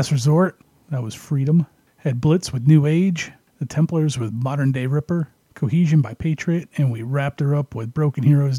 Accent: Canada; moved away; I remember the pub where I grew up at back in Canada.

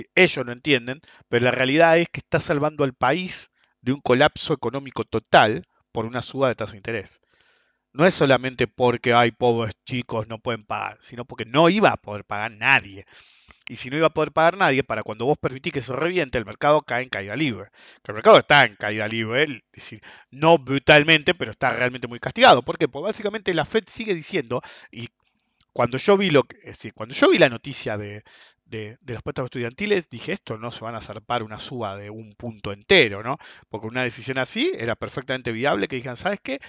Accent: Argentina; also born or lived in United States; los países como nosotros, Argentina

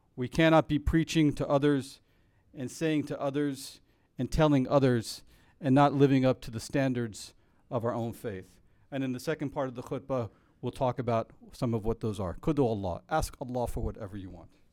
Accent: United States; as American Muslims

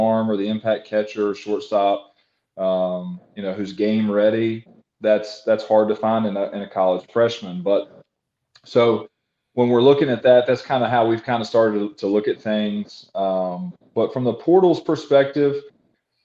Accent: Christiansburg, Virginia, United States; I'm from Christiansburg, Virginia Tech area. I've coached in this region my entire life.

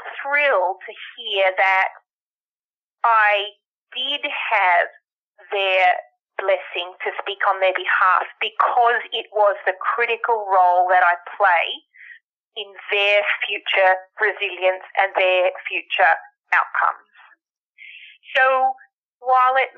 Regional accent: Australia; now in United States; the Australian-born, American resident, English-speaking

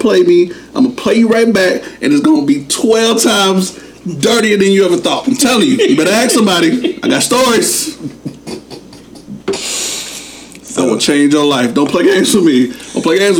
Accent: New Jersey, United States; We are from Jersey

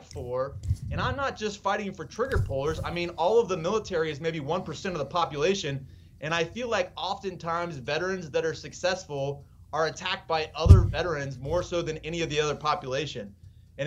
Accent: Ohio, United States; I am from Ohio

